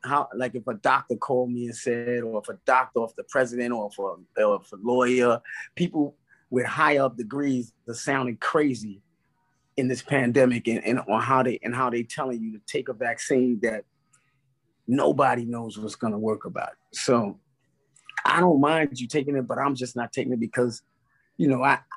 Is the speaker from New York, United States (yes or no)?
yes; New York City, New York, United States; from Brownsville